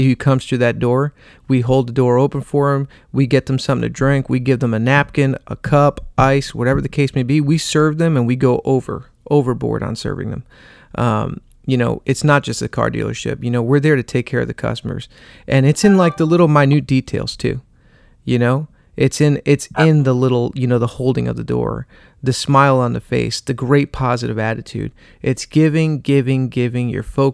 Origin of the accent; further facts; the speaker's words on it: New Jersey, United States; I'm from Jersey